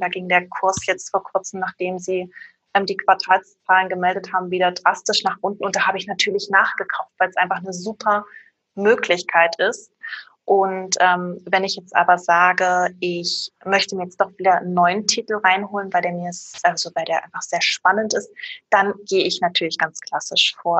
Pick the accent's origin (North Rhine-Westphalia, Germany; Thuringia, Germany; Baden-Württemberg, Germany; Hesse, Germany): Thuringia, Germany; Erfurt; moved away as an adult; now in Stuttgart, Germany; Ursprünglich komme ich aus Erfurt, bin äh, damals der Liebe wegen hergezogen